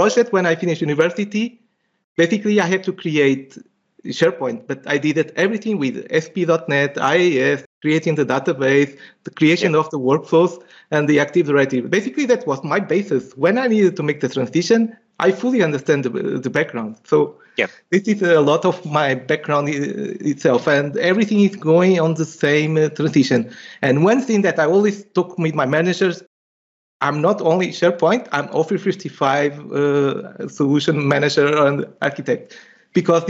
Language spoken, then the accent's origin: English; Portugal; moved away as an adult; now in Switzerland; I'm Portuguese by nature itself.